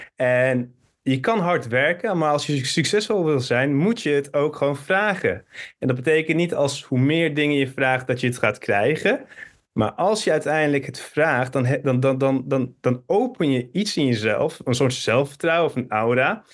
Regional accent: Hilversum, North Holland, Netherlands; also born or lived in Turkey; geboren in Hilversum. Van mijn 7 tot mijn 11 ben ik naar Turkije gegaan

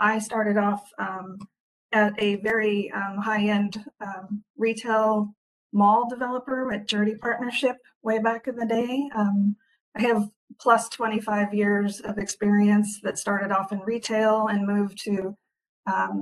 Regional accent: California, United States; also born or lived in Hawaii; now in Washington, United States; I am from California originally, moved up to Washington

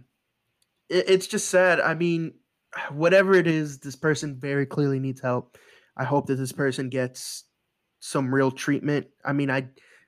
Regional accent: New York, United States; now in Florida, United States; as a New Yorker at heart

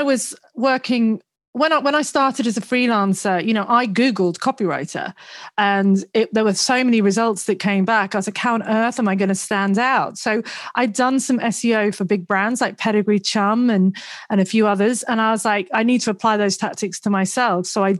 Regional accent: Twyford, South East England, United Kingdom; accent: mishmash; also born or lived in Sandbach, Cheshire / Leeds; I was born in Sandbach in Cheshire, and then I moved down south to Henley because it sounds nice, Henley-on-Thames. It wasn't Henley. It was a place called Twyford, which is near Reading. And then I went to uni in Leeds

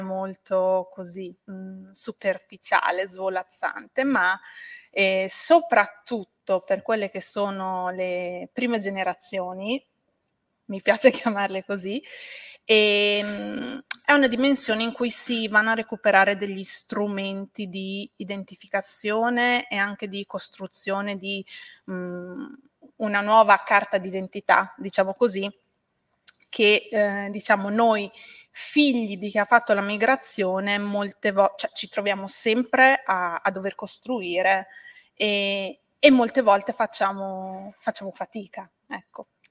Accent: Correggio, Emilia-Romagna, Italy; sono nata e cresciuta a Correggio, in provincia di Reggio Emilia

